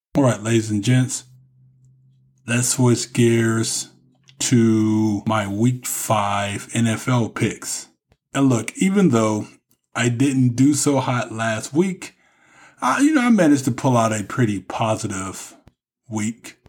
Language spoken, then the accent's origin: English; Texas, United States; from right here in my home state of Texas